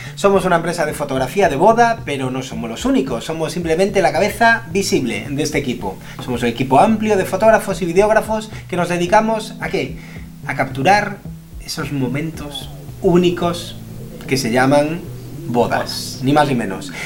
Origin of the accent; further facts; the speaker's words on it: Galicia, Spain; somos gallegos los dos, estamos en Galicia grabando esto